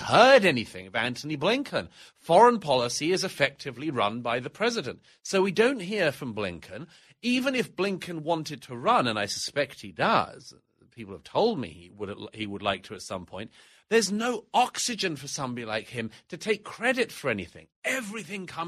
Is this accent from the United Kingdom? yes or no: yes; United Kingdom; accent: British; moved away; My own country of origin is Great Britain, as you know from my accent